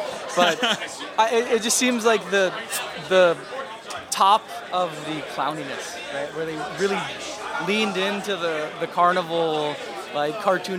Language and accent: English; Lincoln, Nebraska, United States; now in Seoul, South Korea; I'm originally from Lincoln, Nebraska.